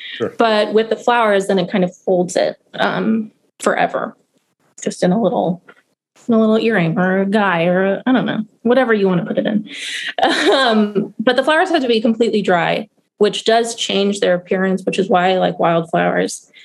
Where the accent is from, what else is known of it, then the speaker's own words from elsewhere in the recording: Madison, Wisconsin, United States; moved away as an adult; also born or lived in California / Baltimore, Maryland; now in Baltimore County, United States; I was born in California, but I say I'm from Madison, Wisconsin. That's where I spent most of my youth